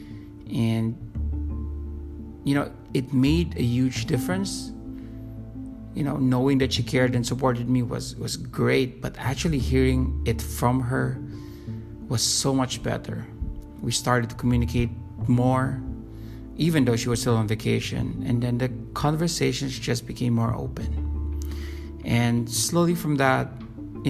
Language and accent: English; Manila, Metro Manila, Philippines; from Manila, Philippines.